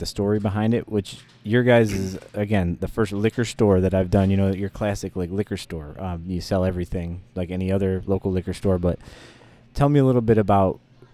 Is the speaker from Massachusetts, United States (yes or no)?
no; Joliet, Illinois, United States; I stayed right in town in Joliet at my hometown liquor store